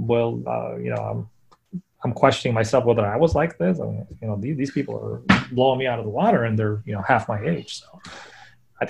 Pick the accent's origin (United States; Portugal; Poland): Poland; moved away; when I was growing up in Poland